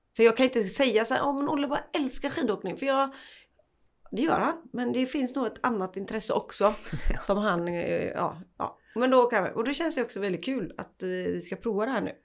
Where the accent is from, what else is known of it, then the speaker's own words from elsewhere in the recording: Sweden; vi svenskar